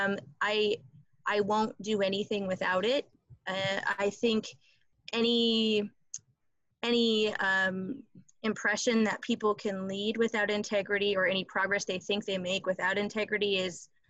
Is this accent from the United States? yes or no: yes; Palmer, Iowa, United States; I grew up in Palmer, Iowa, small, typical Midwestern town that cannot get any better